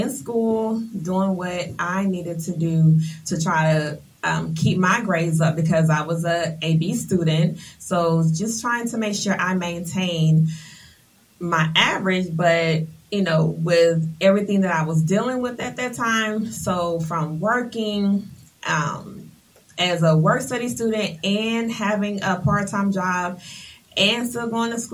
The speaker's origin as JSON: {"language": "English", "town": "Atlanta", "region": "Georgia", "country": "United States", "tie": "born or raised there", "said": "I hail from Atlanta, Georgia. I have attended Continental Colony, North Atlanta High School"}